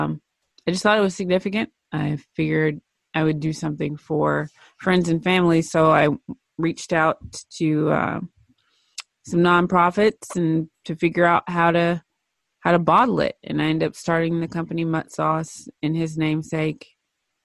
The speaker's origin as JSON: {"language": "English", "town": "Cookeville", "region": "Tennessee", "country": "United States", "tie": "born or raised there", "said": "I'm from Tennessee originally, born and raised"}